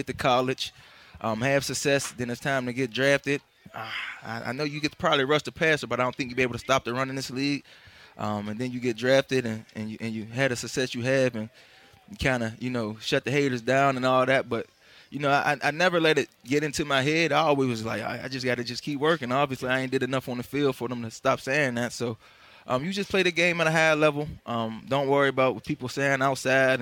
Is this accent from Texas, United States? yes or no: no; Pittsburgh, Pennsylvania, United States; moved away; I'm from Pittsburgh, born and raised too